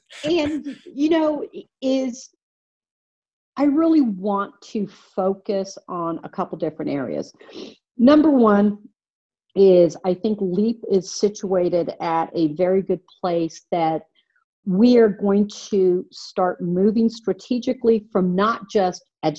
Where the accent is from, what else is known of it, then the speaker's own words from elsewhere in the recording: Mexico City, Mexico; born there; I was born in Mexico City, and I came up as in the 1960s.